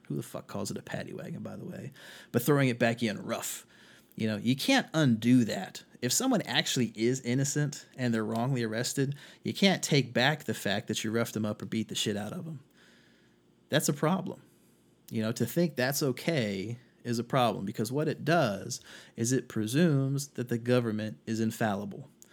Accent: North Carolina, United States; my home state of North Carolina

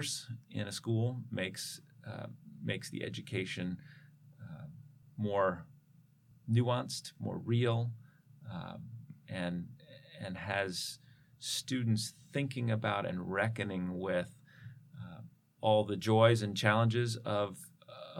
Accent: Philadelphia, Pennsylvania, United States; also born or lived in Ithaca, New York; now in Los Angeles, United States; I grew up in Philadelphia

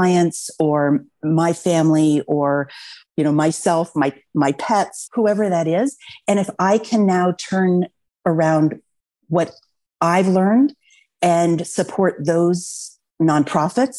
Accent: Los Altos, California, United States; I grew up in Los Altos. And so this is my community. This is my home.

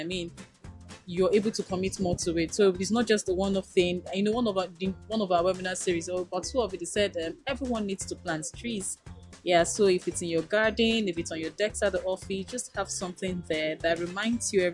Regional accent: Nigeria; an informed Nigerian

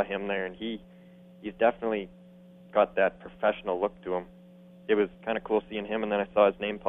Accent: Alberta, Canada; I'm from Alberta, actually

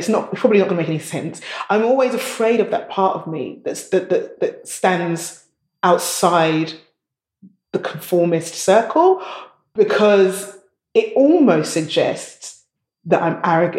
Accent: Nigeria; Nigerians, we love our style. We always have to match. You have to have matching shoes, matching bag, matching everything.

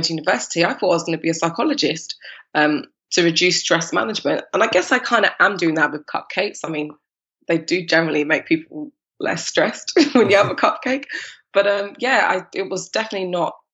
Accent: London, United Kingdom; also born or lived in Oklahoma, United States / Mexico / France; I was born in London, but my parents were born in the Caribbean

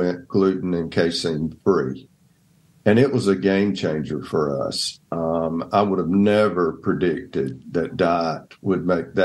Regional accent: Donalsonville, Georgia, United States; moved away as an adult; also born or lived in Atlanta, Georgia / Dothan, Alabama; I grew up in Donelsonville, Georgia

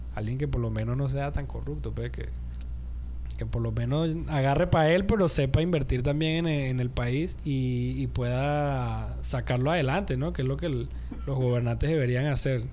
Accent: Venezuela

